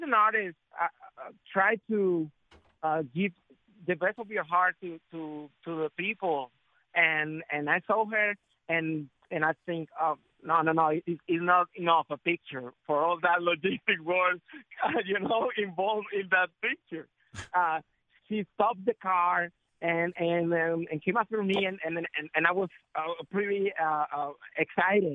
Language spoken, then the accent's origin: English; Colombia; I'm from Colombia. I'm one of the 5 million of Afro-Colombian